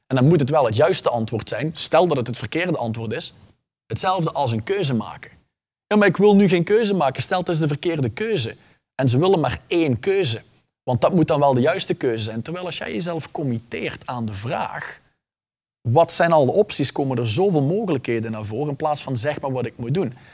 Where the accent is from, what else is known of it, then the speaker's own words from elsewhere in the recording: Flanders, Belgium; ik ben geboren en getogen Vlaming. Ik heb alleen ooit een Nederlandse tonginfectie opgelopen en ik kom er niet vanaf.